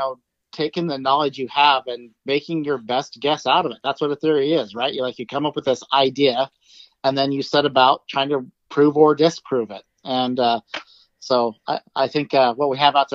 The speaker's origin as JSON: {"language": "English", "region": "Idaho", "country": "United States", "tie": "born or raised there", "moved": "yes", "lives_now": "Oregon, United States", "said": "I grew up in Idaho, and I've lived in a few different places now. So, yeah, I grew up in Idaho."}